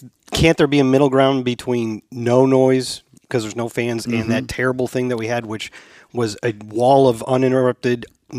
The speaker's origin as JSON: {"language": "English", "town": "St. Louis", "region": "Missouri", "country": "United States", "tie": "born or raised there", "moved": "as an adult", "said": "I grew up in St. Louis"}